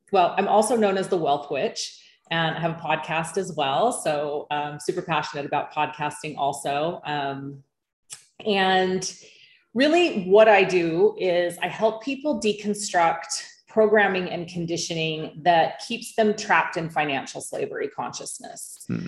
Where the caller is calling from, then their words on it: Bali, Indonesia; I am calling in from Bali, Indonesia.